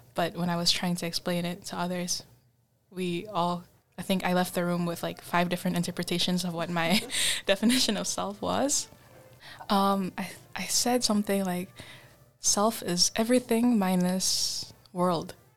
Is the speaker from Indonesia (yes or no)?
yes; Indonesia; English is a second language; moved away; also born or lived in Japan / Canada; we grew up together in Indonesia